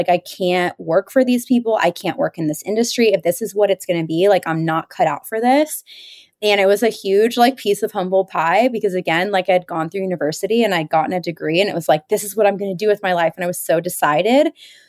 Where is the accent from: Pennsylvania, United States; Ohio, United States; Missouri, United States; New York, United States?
Pennsylvania, United States; growing up outside of Philadelphia, I thought I was going to go to the big city.